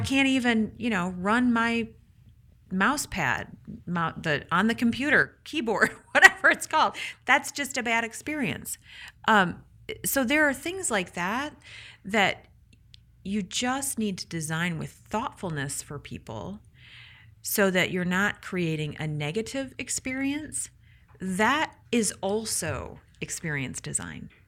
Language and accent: English; Michigan, United States; I'm from Michigan.